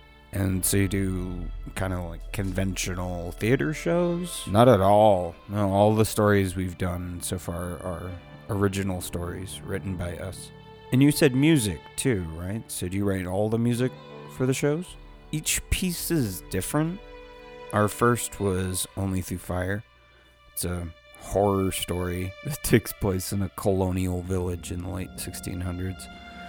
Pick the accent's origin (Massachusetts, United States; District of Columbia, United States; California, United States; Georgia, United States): California, United States; San Diego; I'm 35, and I'm from San Diego, and I'm an artist slash producer.